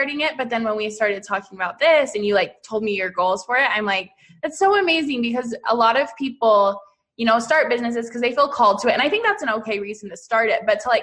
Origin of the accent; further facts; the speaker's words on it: Utah, United States; I am from Utah